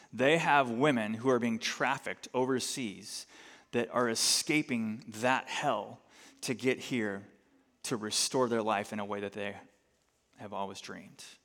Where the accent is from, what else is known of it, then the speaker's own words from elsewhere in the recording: United States; as American Christians